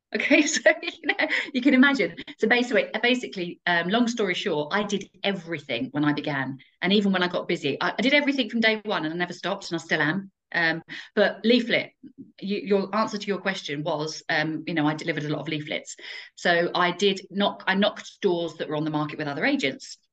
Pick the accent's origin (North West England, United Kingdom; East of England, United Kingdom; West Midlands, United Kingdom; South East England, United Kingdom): East of England, United Kingdom; Essex; moved away as an adult; now in Kettering, United Kingdom; I'm originally from Essex, um, and when I left the armed forces, I set up my franchise in Kettering